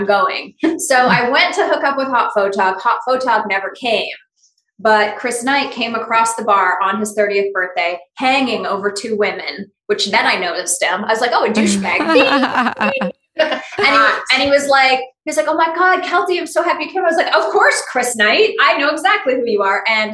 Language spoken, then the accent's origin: English; Sherwood Park, Alberta, Canada; now in Sherman Oaks, United States; I was born Sherwood Park, Alberta, Canada